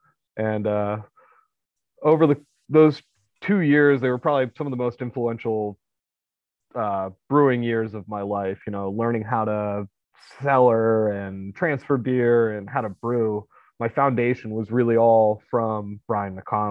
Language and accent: English; Downingtown, Pennsylvania, United States; also born or lived in Kutztown, Pennsylvania / Ocean, New Jersey / Williamsport, Pennsylvania; I grew up in Downingtown.